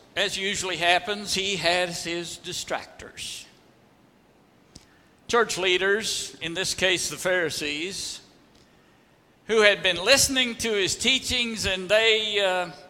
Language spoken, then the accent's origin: English; Oklahoma Panhandle, United States; I was from the Oklahoma Panhandle.